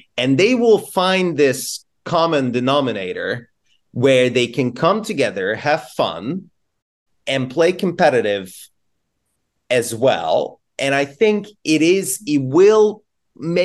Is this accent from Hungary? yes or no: yes; Budapest, Hungary; now in United Kingdom; I'm from Hungary, I'm from Budapest originally